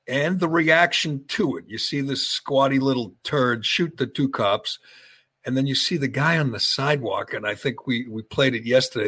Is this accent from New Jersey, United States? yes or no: no; Chelmsford, Massachusetts, United States; my my hometown, my my area, my city, Chelmsford